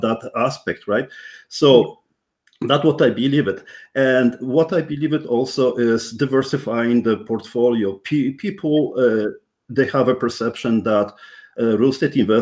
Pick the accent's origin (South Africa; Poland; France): Poland; English is a second language; now in Canada; I'm Polish born Canadian, first generation immigrant. So that's something which you may even realize by my strong accent